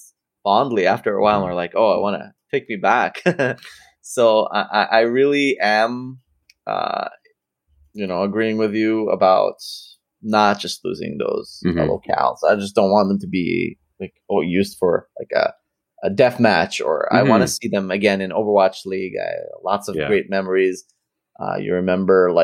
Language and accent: English; Canada; being Canadian